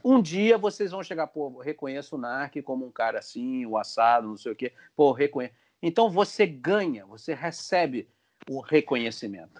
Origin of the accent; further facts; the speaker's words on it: Brazil; nós somos brasileiros, normal brasileiro